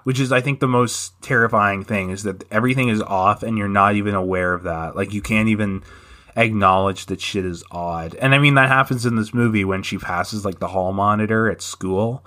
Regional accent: Canada; I am a Canadian

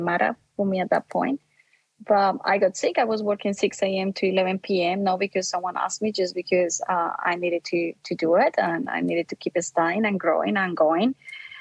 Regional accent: Colombia; now in Australia; I grew up in Colombia. That's my original background. And I came to Australia being a Catholic.

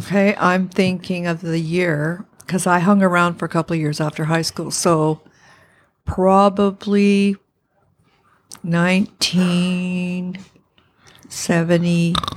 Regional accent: Parry Sound, Ontario, Canada; moved away as an adult; also born or lived in North Bay, Ontario; now in Ottawa, Canada; I was born in Perry Sound

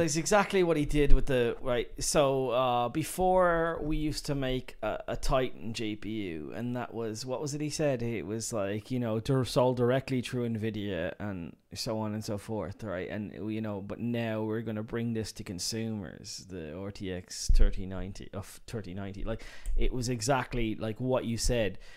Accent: Dublin, Leinster, Ireland; I'm from Dublin

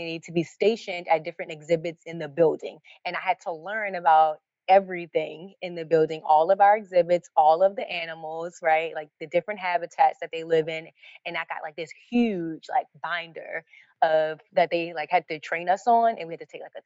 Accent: Baltimore, Maryland, United States; I grew up in Baltimore. This is where I live now.

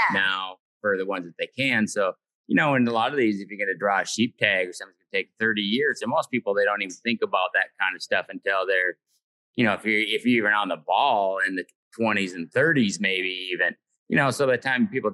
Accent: Minnesota, United States; when we're from Minnesota, so like all our family and everything's from Minnesota.

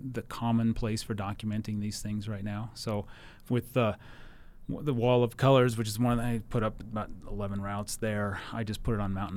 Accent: Wyoming, United States; moved away as an adult; also born or lived in Wisconsin / Salt Lake City, Utah; now in Logan, United States; I grew up in Wyoming. I was born in Wisconsin, but grew up in Wyoming.

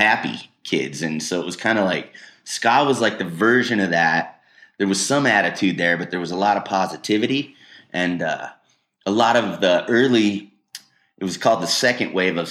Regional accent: Wheat Ridge, Colorado, United States; I grew up in Wheat Ridge

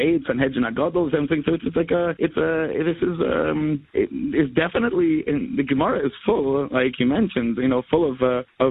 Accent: United States; we grew up in America

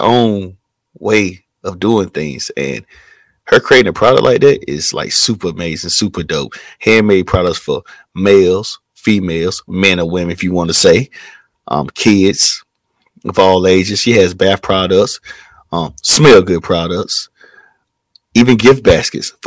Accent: Tarboro, North Carolina, United States; I am from Tarboro, North Carolina

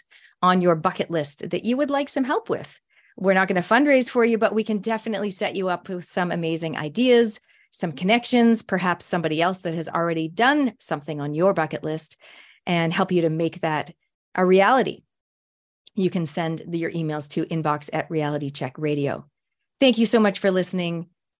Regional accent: Canada; moved away as an adult; now in New Zealand; I'm a Canadian Kiwi. I've been here since I was 23, which was many, many moons ago.

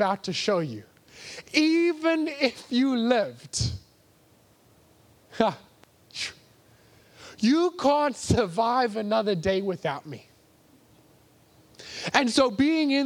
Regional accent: England, United Kingdom; I'm English

